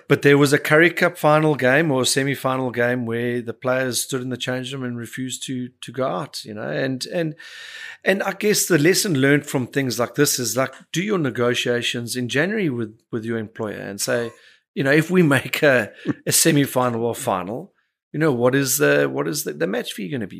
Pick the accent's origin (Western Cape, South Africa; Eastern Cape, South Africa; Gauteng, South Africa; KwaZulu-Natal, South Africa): Western Cape, South Africa; Cape Town; the family that I grew up in was part of growing up in Bishops